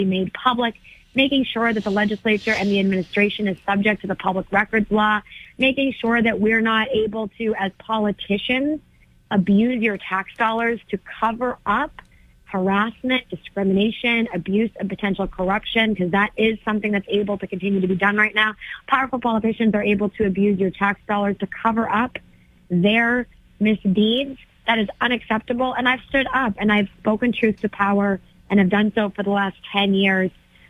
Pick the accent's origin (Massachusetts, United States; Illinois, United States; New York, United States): Massachusetts, United States; Methuen; also born or lived in Lawrence, Massachusetts; I come from a working class family. I grew up in Methuen. I grew up in Lawrence. I was raised by a single mom.